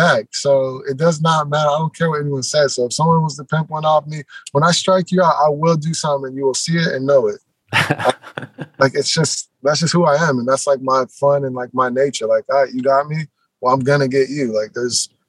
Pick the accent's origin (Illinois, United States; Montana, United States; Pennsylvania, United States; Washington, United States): Washington, United States; Seattle; obviously I'm from Seattle. Everything I've ever like done growing up loving has been Seattle.